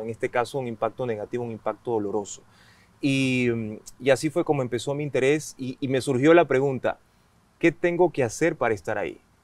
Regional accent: Esmeraldas, Ecuador; moved away; yo soy de Esmeraldas

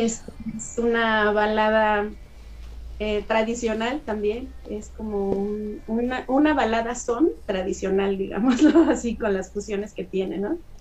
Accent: Mexico; la gama cultural tan rica que tenemos aquí en México, ¿no? Gracias a nuestras etnias indígenas

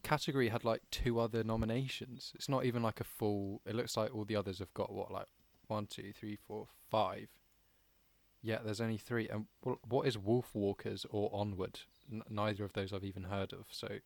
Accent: United Kingdom; we as British people

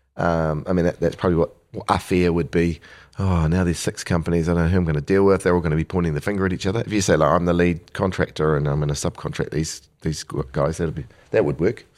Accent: New Zealand; born here in the, in the seventies and eight, and eighties

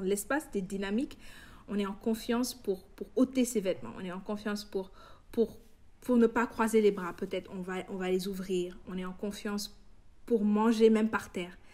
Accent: Senegal; en tant que noir, en tant qu'africain, en tant que sénégalais

